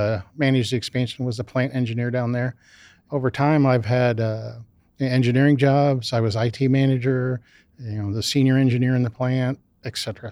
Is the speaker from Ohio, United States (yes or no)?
yes; Canal Fulton, Ohio, United States; I grew up just down the street in a small town south of here, Canal Fulton, Ohio.